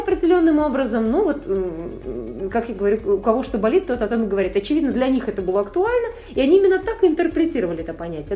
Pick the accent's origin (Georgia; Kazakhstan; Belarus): Kazakhstan; родилась в Казахстане и с детства была вот на самом деле благословлена тем